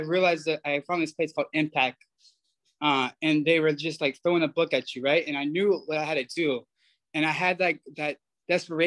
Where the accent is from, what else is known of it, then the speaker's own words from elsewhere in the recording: Georgia, United States; moved away as an adult; now in Pasadena, United States; I'm from Georgia